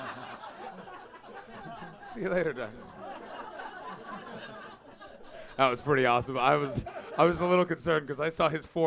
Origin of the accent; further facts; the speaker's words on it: Canada; now in England; I'm Canadian